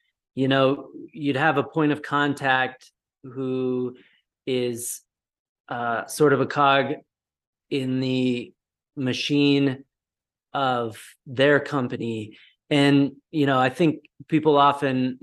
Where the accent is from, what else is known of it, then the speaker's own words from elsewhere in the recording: Colorado, United States; I'm originally from Colorado, and I'm currently in Colorado as well